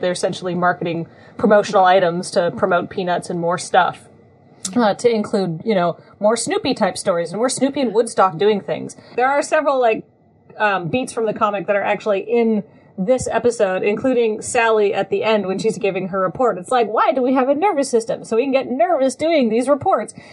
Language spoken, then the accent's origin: English; New Zealand; I grew up in New Zealand